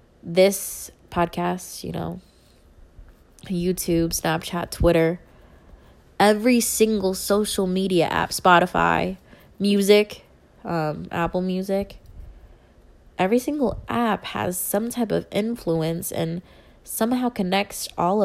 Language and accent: English; Philippines; I'm Filipino